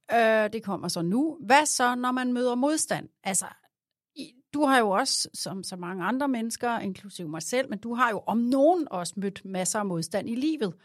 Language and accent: Danish; Glostrup, Capital Region of Denmark, Denmark; jeg er jo født i, i Glostrup